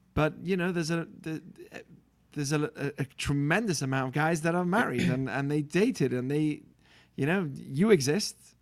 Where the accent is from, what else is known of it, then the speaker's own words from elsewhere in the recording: Manchester, North West England, United Kingdom; moved away as an adult; also born or lived in Israel; I'm from England, born in Manchester, U K. Uh, grew up in a religious Jewish family.